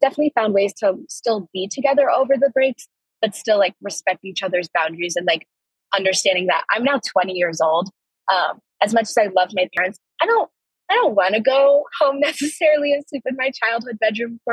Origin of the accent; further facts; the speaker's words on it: Evergreen, Colorado, United States; also born or lived in Fort Collins, Colorado; being from Colorado, I'm from Evergreen, Colorado, which is about like an hour and a half away from here